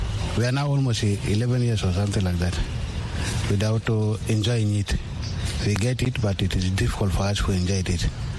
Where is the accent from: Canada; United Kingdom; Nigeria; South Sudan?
South Sudan